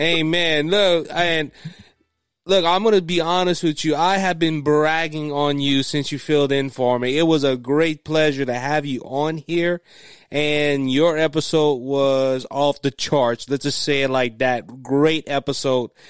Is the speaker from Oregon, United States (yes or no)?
no; Cajun, Louisiana, United States; being a Christian conservative and being Cajun